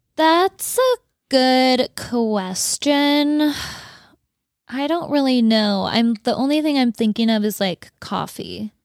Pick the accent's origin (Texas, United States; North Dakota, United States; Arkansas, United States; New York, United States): North Dakota, United States; Fargo; moved away; in Fargo, where I grew up, it was, like, six feet of snow